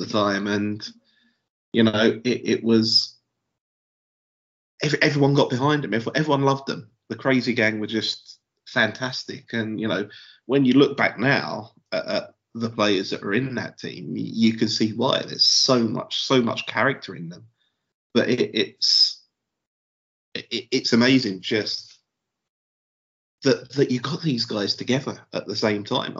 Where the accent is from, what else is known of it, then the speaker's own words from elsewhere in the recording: London, United Kingdom; I grew up in South London